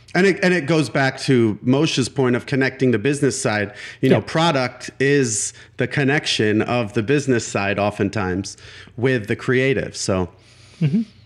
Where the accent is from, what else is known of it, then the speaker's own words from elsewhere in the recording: Milwaukee, Wisconsin, United States; the alternative newspaper of Milwaukee, my hometown